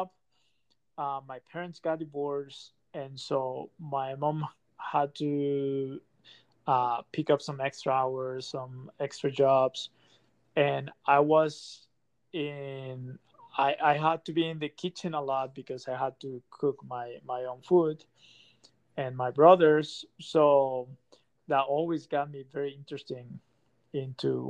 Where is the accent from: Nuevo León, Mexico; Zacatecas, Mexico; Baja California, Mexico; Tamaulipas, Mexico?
Nuevo León, Mexico; Monterrey; moved away as an adult; also born or lived in Mexico City; now in Utah, United States; I was born and raised in Monterrey, Mexico.